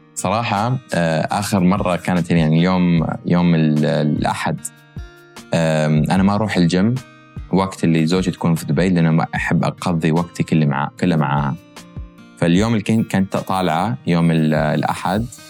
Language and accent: Arabic; United States; born or raised there; moved away as an adult; also born or lived in Kuwait; now in Dubai, United Arab Emirates